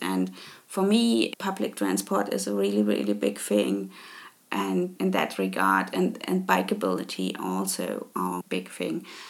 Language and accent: English; Leipzig, Saxony, Germany; English is a second language; moved away as an adult; now in Karlsruhe, Germany; I grew up in Leipzig